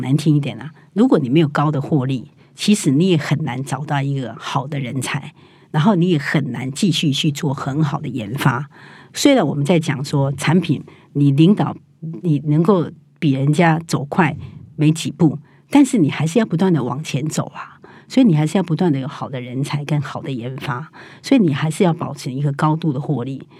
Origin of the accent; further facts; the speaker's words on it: Taiwan; 我们台湾人